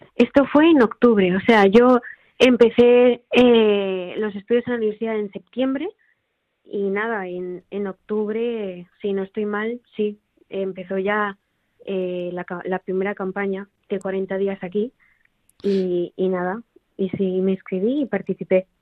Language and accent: Spanish; Tarragona, Catalonia, Spain; also born or lived in Rotterdam, Netherlands; now in Barcelona, Spain; en Tarragona de donde soy